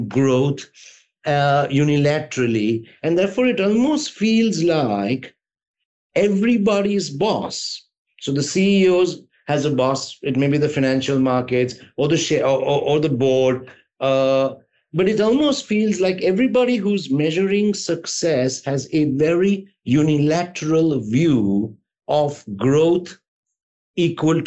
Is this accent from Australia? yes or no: no; India; I'm an Indian